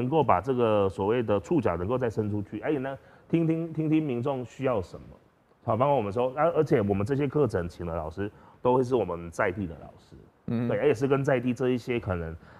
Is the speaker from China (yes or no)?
no; Tainan, Taiwan; moved away as an adult; now in Pingtung, Taiwan; 我是台南人